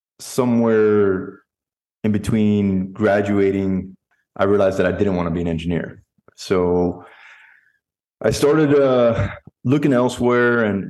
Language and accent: English; South Florida, United States; moved away as an adult; now in Dallas, United States; I'm originally from South Florida, born mm-hmm. and raised there